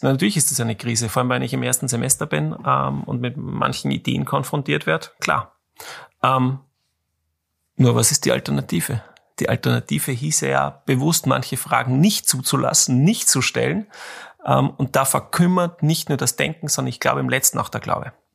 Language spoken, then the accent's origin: German; Austria; als Österreicher